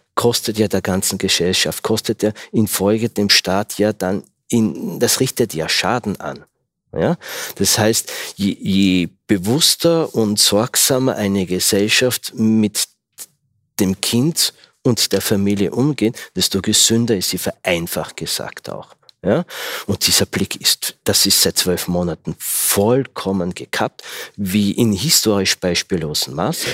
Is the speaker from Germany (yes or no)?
no; Austria; ich bin ja Österreicher